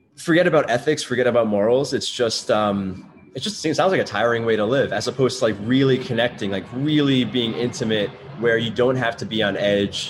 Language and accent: English; New York City, New York, United States; I grew up in Brooklyn